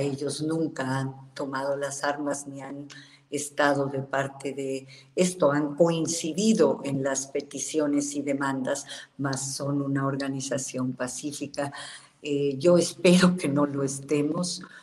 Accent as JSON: {"language": "Spanish", "country": "Mexico", "said": "somos los mexicanos"}